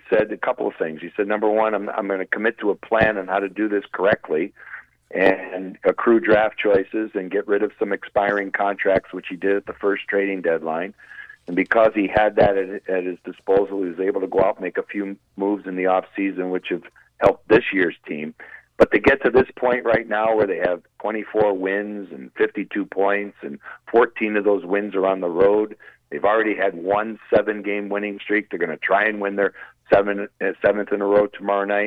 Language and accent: English; Springfield, Massachusetts, United States; growing up in Springfield